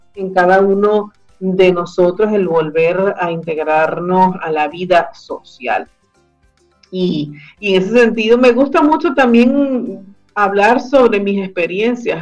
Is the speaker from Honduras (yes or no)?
no; Venezuela; now in Chile; nosotros como comunidad venezolana que vive en Chile y que estamos integrándonos a la sociedad chilena